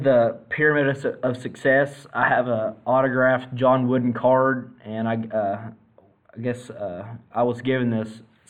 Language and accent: English; Kentucky, United States; I actually grew up, I'm from Kentucky